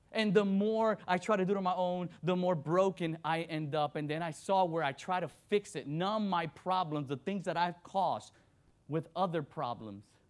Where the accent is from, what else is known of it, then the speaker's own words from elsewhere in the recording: Miami, Florida, United States; also born or lived in Dominican Republic; I was born in Dominican Republic, raised in Miami, Florida